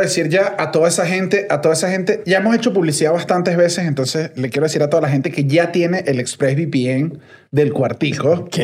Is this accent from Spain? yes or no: no; Venezuela; venezolano a pie